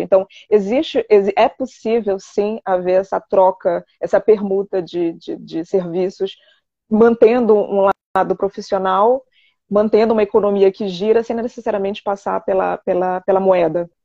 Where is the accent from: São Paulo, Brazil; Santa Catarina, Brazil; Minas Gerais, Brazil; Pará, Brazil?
Pará, Brazil; moved away as an adult; also born or lived in Santarém, Brazil / Belém, Brazil / Rio de Janeiro, Brazil; now in France; eu morei no Rio durante quase 15 anos da minha vida, mas na verdade eu nasci no norte, no Pará